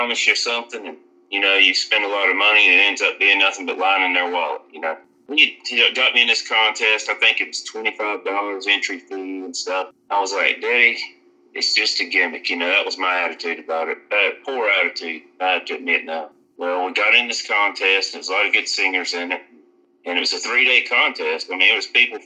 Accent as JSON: {"language": "English", "town": "Greensboro", "region": "North Carolina", "country": "United States", "said": "Originally, I'm from Greensboro, North Carolina"}